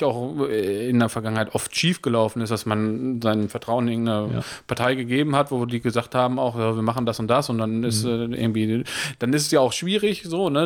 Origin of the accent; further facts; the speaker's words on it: Germany; ich bin Deutscher